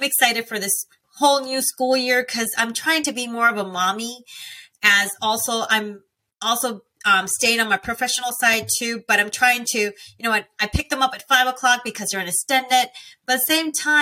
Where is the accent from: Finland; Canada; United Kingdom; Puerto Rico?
Puerto Rico; moved away as an adult; also born or lived in Alabama / California / North Dakota; now in Georgia, United States; I grew up in Puerto Rico my whole life, meaning from the age of six that I started there. I was raised there till I got married my first time to the age of 22.